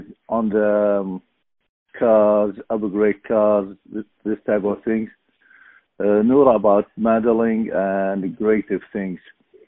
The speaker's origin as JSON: {"language": "English", "town": "Mosul", "region": "Nineveh", "country": "Iraq", "tie": "born or raised there", "second_language": "English", "moved": "as an adult", "lives_now": "United States", "said": "I'm from Iraq, from beautiful city north of Iraq called Mosul"}